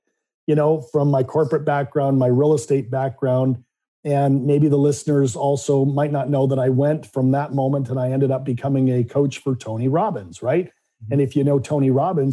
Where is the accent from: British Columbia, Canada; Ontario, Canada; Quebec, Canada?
British Columbia, Canada; Vancouver; I grew up in Vancouver, Canada.